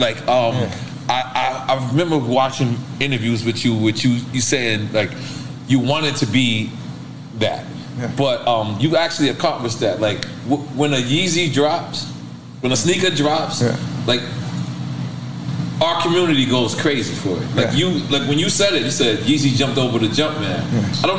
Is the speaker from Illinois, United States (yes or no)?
yes; Chicago, Illinois, United States; I'm from Chicago.